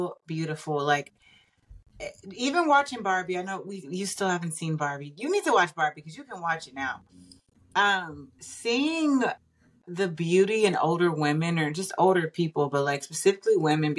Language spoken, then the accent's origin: English; Austin, Texas, United States; Austin, Texas. ATL in the house. That is my hometown